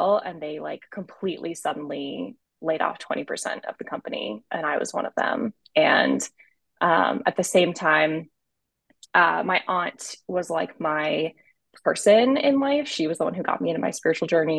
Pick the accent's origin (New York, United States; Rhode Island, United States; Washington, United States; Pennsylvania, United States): Rhode Island, United States; now in Austin, United States; I am originally from Rhode Island. I currently live in Austin, Texas